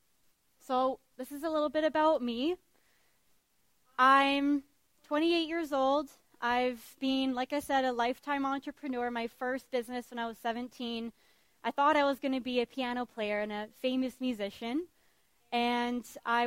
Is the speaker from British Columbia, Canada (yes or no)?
yes; Vancouver Island, British Columbia, Canada; I was raised on Vancouver Island by a single mom